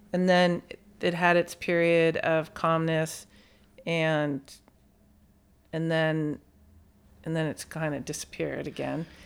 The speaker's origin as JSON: {"language": "English", "town": "San Bruno", "region": "California", "country": "United States", "tie": "born or raised there", "also_born_or_lived": "San Francisco", "said": "I grew up in San Bruno"}